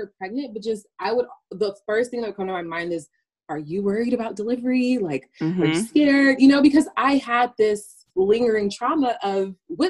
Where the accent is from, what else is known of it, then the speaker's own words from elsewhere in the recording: Houston, Texas, United States; also born or lived in Nigeria; I am from Houston, Texas, by way of Nigeria, by way of wanting, I never know how to answer that question.